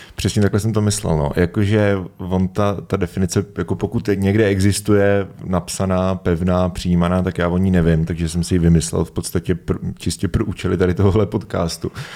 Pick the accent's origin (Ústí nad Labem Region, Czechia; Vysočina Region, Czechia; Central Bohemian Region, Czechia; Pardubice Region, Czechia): Pardubice Region, Czechia; Svitavy; já jsem ze Světav